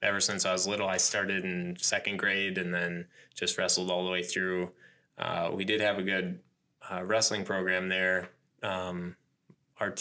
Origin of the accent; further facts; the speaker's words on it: north of the Twin Cities, Minnesota, United States; moved away as an adult; also born or lived in Blooming Prairie, Minnesota / Ellendale, Minnesota; now in Owatonna, United States; my hometown where I graduated from, up in Malacca, north of the Twin Cities